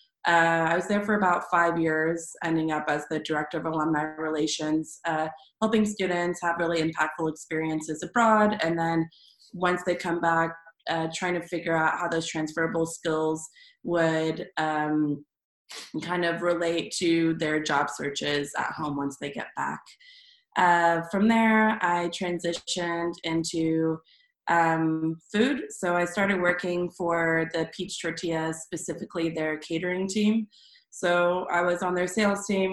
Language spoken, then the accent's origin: English; Springdale, Arkansas, United States; moved away as an adult; now in Austin, United States; I'm originally from Springdale, Arkansas.